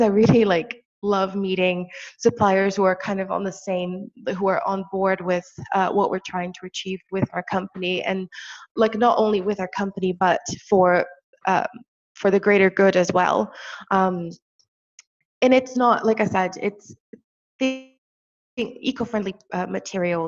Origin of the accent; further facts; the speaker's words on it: Brazil; moved away; I'm originally from Brazil. So every time I go back home, there's this hill behind our house